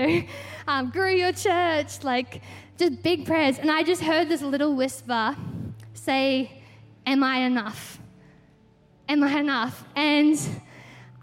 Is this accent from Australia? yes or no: yes; Victoria, Australia; we're from Victoria